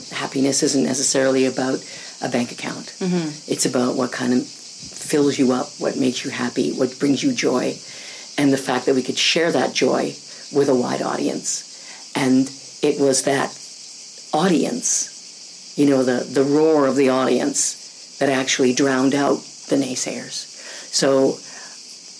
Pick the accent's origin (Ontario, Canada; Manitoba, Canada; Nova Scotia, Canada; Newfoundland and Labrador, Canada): Manitoba, Canada; Winnipeg; growing up in Winnipeg, Manitoba, mm-hmm. Canada.